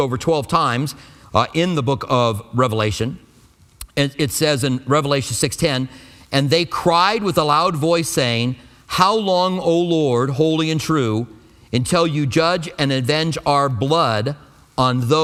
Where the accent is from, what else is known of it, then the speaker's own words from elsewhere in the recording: United States; I'm an American